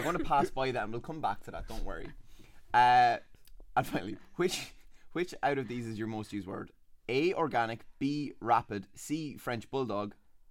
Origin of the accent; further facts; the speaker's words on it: Leinster, Ireland; accent: flat; now in Dublin, Ireland; I am from Leash. Lovely Leash.